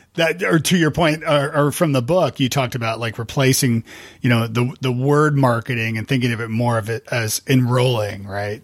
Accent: Canada; moved away as an adult; now in United States; I'm Canadian and I live in the States

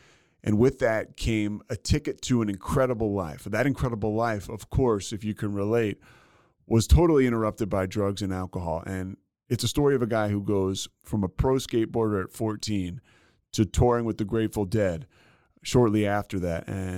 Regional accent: Philadelphia, Pennsylvania, United States; I grew up in Philly

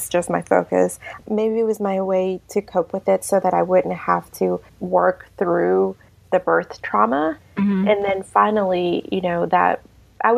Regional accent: Mexico; also born or lived in Savannah, Georgia; now in Lincoln, Nebraska, United States; I'm from Mexico. That's where I'm from originally.

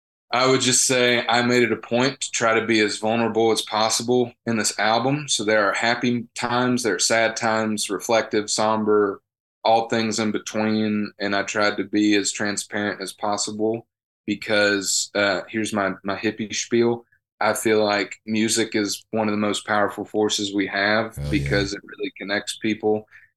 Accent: the South, United States; born there; Country is my favorite, and that's not because I was born in the South.

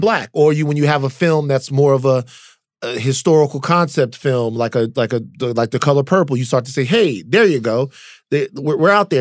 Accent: Louisiana, United States; also born or lived in California; I grew up in Louisiana

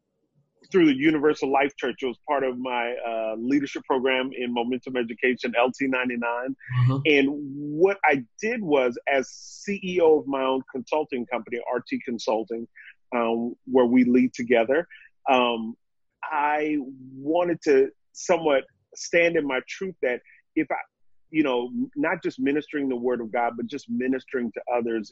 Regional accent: New York, United States; So I'm a New Yorker. I ain't going nowhere until it's time to move to Europe.

